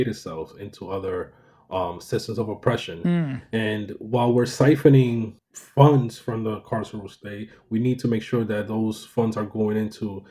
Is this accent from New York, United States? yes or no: yes; New York City, New York, United States; the community that I grew up in University Heights in the Bronx